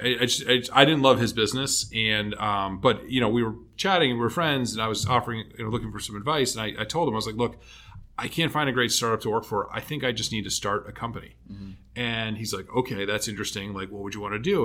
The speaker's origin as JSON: {"language": "English", "town": "Canton", "region": "Massachusetts", "country": "United States", "tie": "born or raised there", "said": "I grew up um, south of Boston uh, in a town called Canton"}